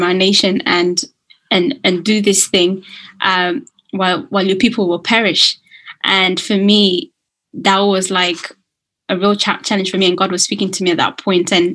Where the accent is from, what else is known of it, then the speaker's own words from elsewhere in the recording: Kenya; now in United Kingdom; I was born in Kenya and I'd been naturalized as a British citizen